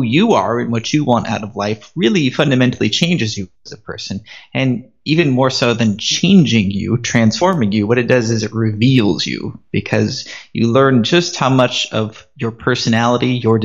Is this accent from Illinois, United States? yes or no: no; San Diego, California, United States; moved away as an adult; also born or lived in Armenia; now in Davao City, Philippines; I'm originally from California, the good old USA, San Diego. And I stayed the first 18 years of my life